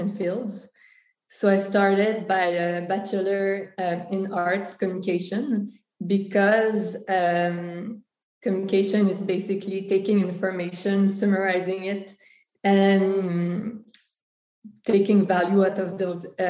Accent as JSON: {"language": "English", "town": "Montreal", "region": "Quebec", "country": "Canada", "tie": "born or raised there", "accent": "French", "first_language": "French", "second_language": "English", "said": "born and raised in Canada. My parents are from Serbia and Venezuela. In fact, my father and a lot of my family still lives in Venezuela. And even if Canada is an Anglophone country, French is actually my first language. So that's the accent, because Montreal is in Quebec"}